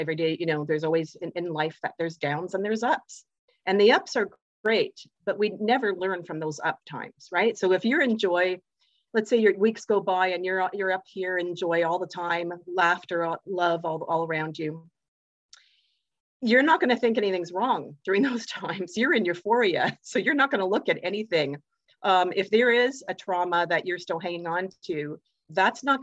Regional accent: Canada; I'm from Canada

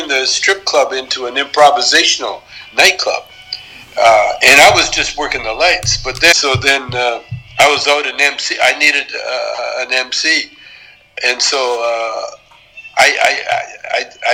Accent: Canada; moved away as an adult; as a Canadian, working in the United States

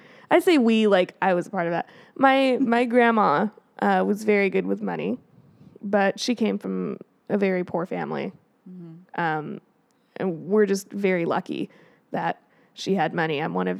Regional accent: Colorado, United States; Well, like, I'm from Colorado.

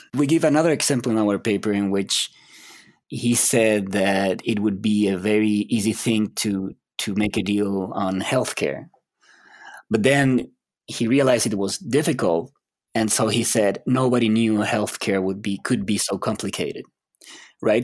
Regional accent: Chile; moved away as an adult; I'm from Chile, South America.

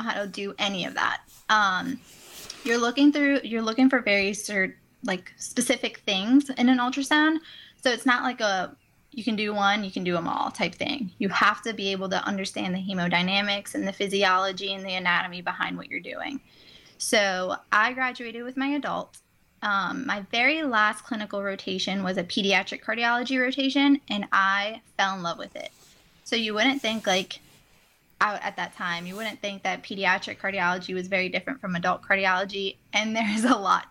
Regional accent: New Orleans, Louisiana, United States; now in Baton Rouge, United States; I am originally from New Orleans, so it's not too far away from home

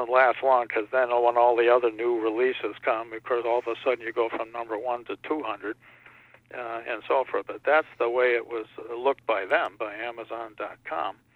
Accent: Connecticut, United States; born there; when we moved to Connecticut and all my, all over the country, my dad was there for a while, but I was born in Connecticut.

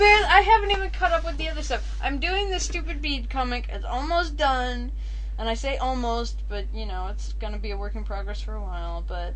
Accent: United States; moved away; I'm American.

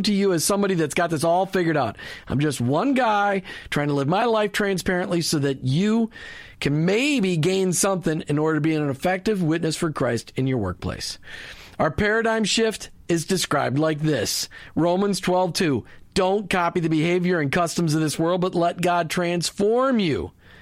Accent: Minnesota, United States; also born or lived in New Jersey; I was born in New Jersey. Even though I grew up in Minnesota

